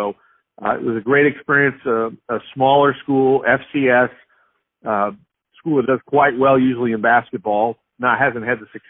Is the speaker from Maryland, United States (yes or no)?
no; Stockton, California, United States; moved away as an adult; also born or lived in Georgia; now in Idaho, United States; I grew up in California, Stockton, California